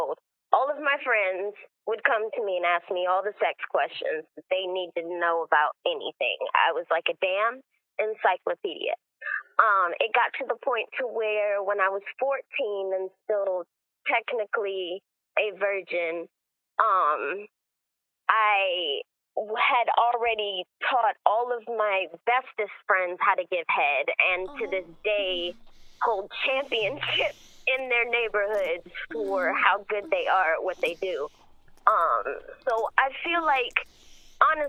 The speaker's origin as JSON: {"language": "English", "town": "Columbus", "region": "Georgia", "country": "United States", "tie": "born or raised there", "also_born_or_lived": "Seattle, Washington", "said": "I was born in Seattle, Washington, and I was raised in Columbus, Georgia"}